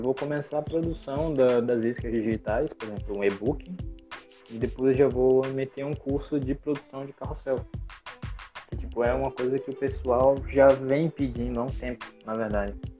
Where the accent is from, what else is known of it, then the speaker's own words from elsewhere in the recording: Brazil; sou do Brasil.